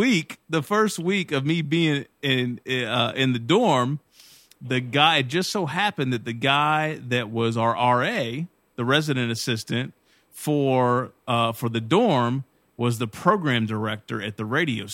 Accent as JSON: {"language": "English", "town": "Glasgow", "region": "Kentucky", "country": "United States", "also_born_or_lived": "Bowling Green, Kentucky", "said": "So I'm from Glasgow, Kentucky, but you would say, you know, I'm from Barron County"}